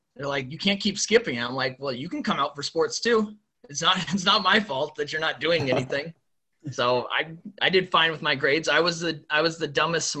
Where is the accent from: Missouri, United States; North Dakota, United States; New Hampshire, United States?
North Dakota, United States; Thompson; moved away as an adult; also born or lived in Austin, Texas; now in Twin Cities, United States; I loved growing up in North Dakota and loved every second of it